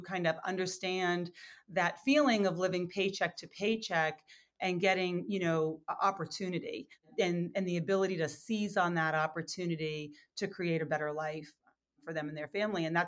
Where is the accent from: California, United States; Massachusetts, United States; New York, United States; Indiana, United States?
Massachusetts, United States; Lowell; my hometown of Lowell and those surrounding communities